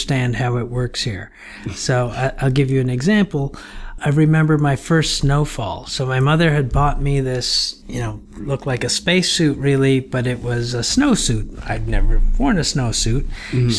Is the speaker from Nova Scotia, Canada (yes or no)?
no; Toronto, Ontario, Canada; moved away as an adult; also born or lived in Guyana / Montreal, Canada; I joined my mother from the age of 7 in Toronto. So I grew up in Toronto, Canada.